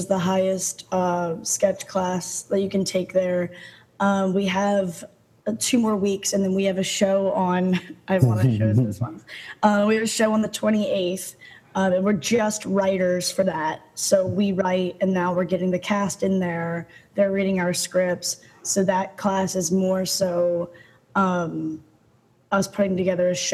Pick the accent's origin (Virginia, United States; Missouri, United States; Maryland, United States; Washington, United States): Maryland, United States; Baltimore; now in Los Angeles, United States; I'm from Baltimore, Maryland